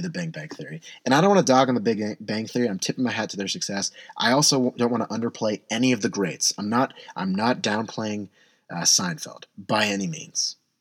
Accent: San Diego, California, United States; now in Portland, United States; I'm from San Diego

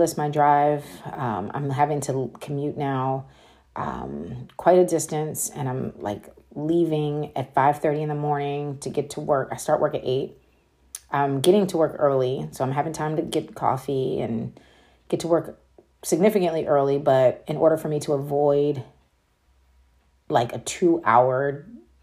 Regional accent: Frederick, Maryland, United States; The city is called Frederick in Maryland.

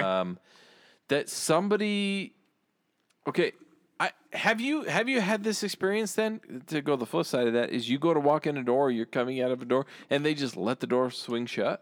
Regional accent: United States; I say that as an American.

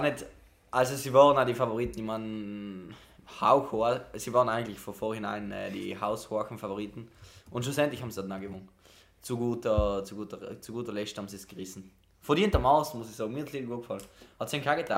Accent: South Tyrol, Trentino-Alto Adige, Italy; moved away as an adult; now in Camerino, Italy; bei uns in Südtirol

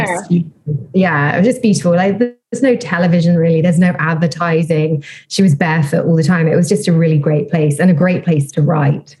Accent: London, United Kingdom; moved away as an adult; also born or lived in Bristol / Italy / Bali; I'm from London or South London, but, you know, I've lived in London, worked in London for most of my life, and all my family and friends are there.

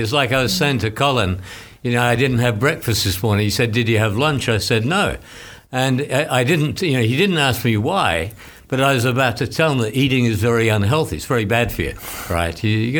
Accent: Canberra, Australian Capital Territory, Australia; moved away; When I came from Australia many years ago, I moved from the capital of Australia, which is called Canberra, and it's about the same size as Gainesville

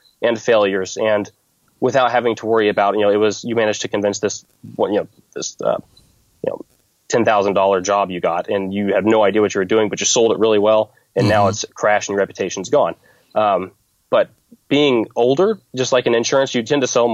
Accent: Fort Scott, Kansas, United States; in my hometown

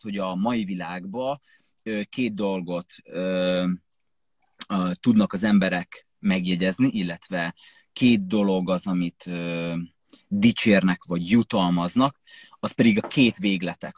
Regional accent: Jászapáti, Jász-Nagykun-Szolnok, Hungary; moved away as an adult; én Jászopáti nőttem fel, ez egy, ö, kis falu.

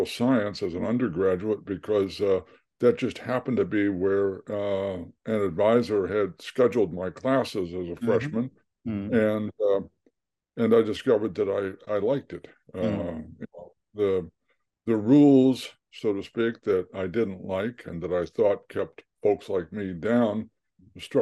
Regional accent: West Virginia, United States; moved away; also born or lived in Kansas City, Missouri; grew up in West Virginia, in a very working class family

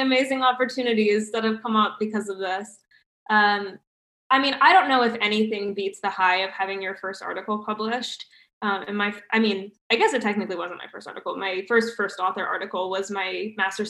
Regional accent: United States; moved away as an adult; now in Canada; me as an American

